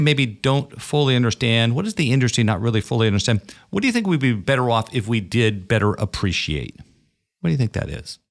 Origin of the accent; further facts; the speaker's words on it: Brooklyn, New York, United States; I'm from Brooklyn